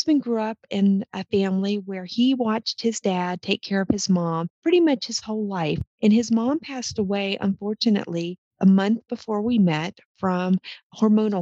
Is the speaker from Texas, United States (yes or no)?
yes; Texas, United States; moved away as an adult; also born or lived in Oklahoma / Minnesota; I grew up in Texas, accepted my first career in the petroleum industry, which took me to Oklahoma